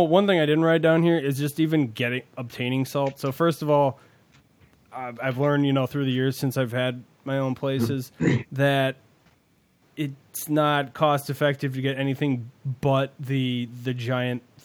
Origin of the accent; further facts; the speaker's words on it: United States; as an American